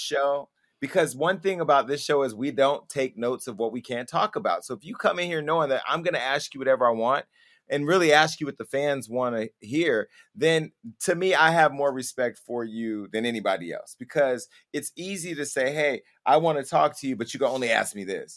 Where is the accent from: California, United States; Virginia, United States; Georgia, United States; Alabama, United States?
California, United States; Stockton; moved away; where I grew up back in Stockton.